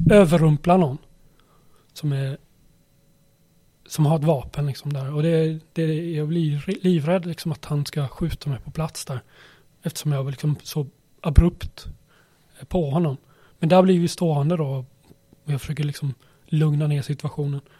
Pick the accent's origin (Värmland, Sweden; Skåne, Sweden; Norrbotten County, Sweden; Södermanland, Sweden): Värmland, Sweden; Karlstad; born there; also born or lived in Småland / Skåne; jag föddes i Karlstad. Sen flyttades vi till Småland och Skåne, ett par ställen.